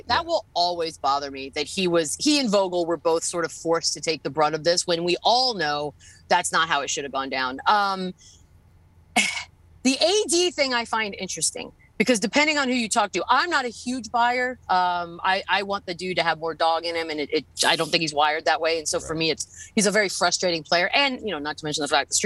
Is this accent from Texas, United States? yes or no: yes; Texas, United States; me growing up in Texas